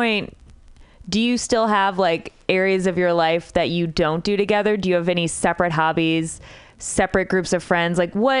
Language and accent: English; Midwest, United States; I'm from the Midwest. We don't distinguish between pen and pen, you know?